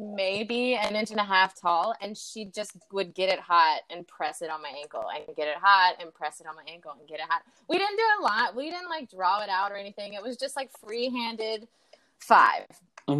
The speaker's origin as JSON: {"language": "English", "town": "Clemmons", "region": "North Carolina", "country": "United States", "tie": "born or raised there", "also_born_or_lived": "Florida", "accent": "Southern twang", "said": "I was actually born in Florida, but I don't claim Florida. No offense to Florida. Yeah, I'm from Clemens, Carolina. And I went to, I guess, yeah, I grew up there, super Southern. I had such a bad twang back then"}